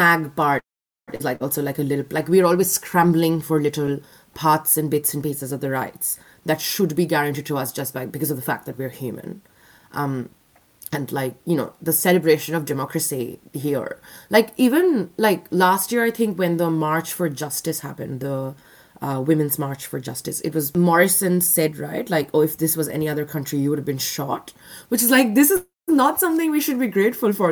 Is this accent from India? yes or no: yes; India; moved away as an adult; now in Australia; I'm an Indian citizen